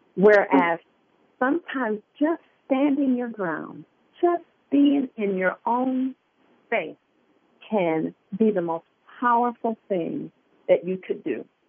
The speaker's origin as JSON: {"language": "English", "town": "Detroit", "region": "Michigan", "country": "United States", "tie": "born or raised there", "said": "I grew up in Detroit, Michigan"}